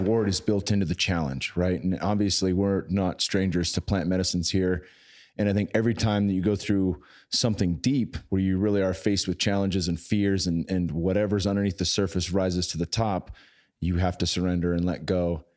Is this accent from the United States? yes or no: yes; San Jose, California, United States; my hometown in San Jose